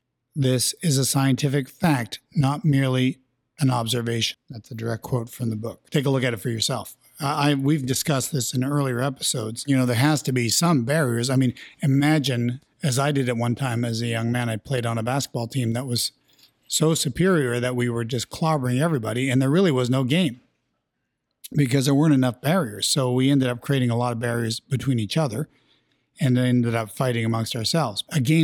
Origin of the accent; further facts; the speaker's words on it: Canada; We're Canadian, so we'll play hockey any chance we get.